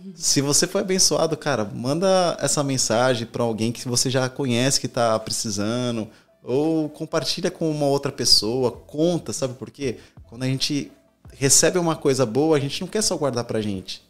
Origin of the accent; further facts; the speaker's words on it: São Paulo, Brazil; now in Orlando, United States; A gente é de São Paulo